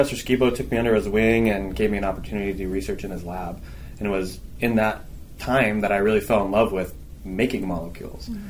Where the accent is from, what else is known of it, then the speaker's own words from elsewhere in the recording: Phoenix, Arizona, United States; I'm actually from Arizona. I went to high school at Mountain Point High School in Ahwatukee